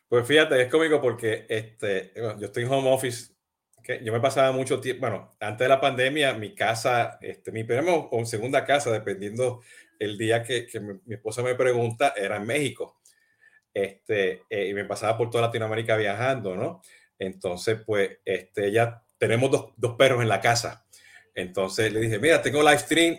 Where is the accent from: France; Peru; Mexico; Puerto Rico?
Puerto Rico; now in Miami, United States; yo soy boricua y, y, y hablo gritando y hablo acelerado